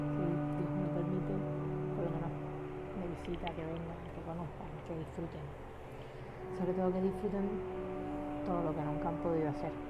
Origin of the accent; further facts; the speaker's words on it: Cuba; moved away as an adult; now in Panama; somos cubanas